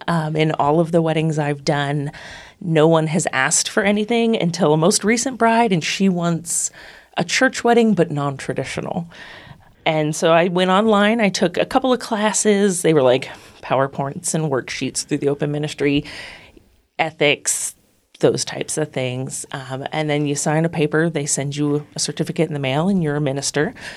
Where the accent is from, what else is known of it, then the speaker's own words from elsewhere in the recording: Northeastern Ohio, United States; moved away as an adult; also born or lived in upstate New York; now in Lexington, United States; I'm originally from Northeastern Ohio, lived in upstate New York, and have been in Lexington for about nine years now.